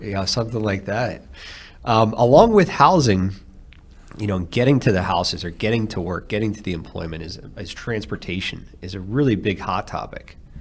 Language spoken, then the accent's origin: English; outside of Philadelphia, Pennsylvania, United States; also born or lived in Phoenix, Arizona; now in Alabama, United States; grew up outside of Philadelphia